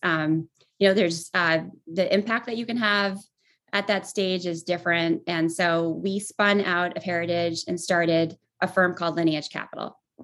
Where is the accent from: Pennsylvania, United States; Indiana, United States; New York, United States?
New York, United States; Voorheesville; moved away as an adult; also born or lived in Boston / Los Angeles; I grew up in upstate New York in a town outside Albany called Voorheesville.